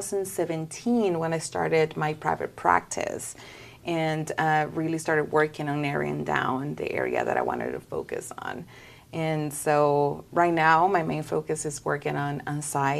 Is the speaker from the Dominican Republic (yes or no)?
yes; Dominican Republic; moved away as an adult; also born or lived in California; now in Arkansas, United States; I'm originally from the Dominican Republic, and back home, my family's still there